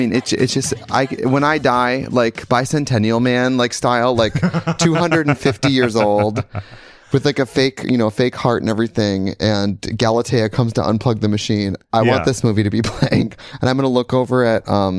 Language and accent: English; Midwest, United States; Because I'm from the Midwest. I'm from where they make this is making fun of.